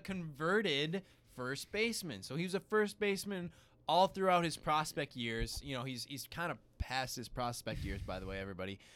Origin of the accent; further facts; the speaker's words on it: Chicago, Illinois, United States; As a true Chicagoan